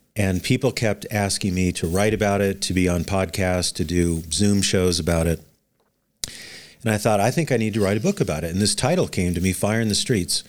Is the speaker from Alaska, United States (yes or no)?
yes; Anchorage, Alaska, United States; I was born in Anchorage, Ala, in Anchorage, Alaska in nineteen fifty-seven, so I am a native Alaskan